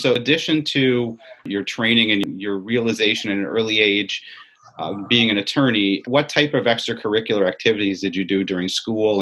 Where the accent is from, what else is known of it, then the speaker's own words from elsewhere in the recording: Syracuse, New York, United States; I grew up in Syracuse, as you see by my orange shirt